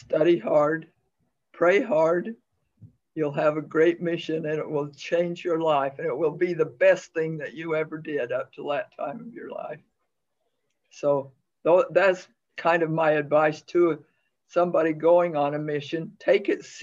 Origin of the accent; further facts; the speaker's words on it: Sigurd, Utah, United States; lived at home in my hometown of Sigard, Utah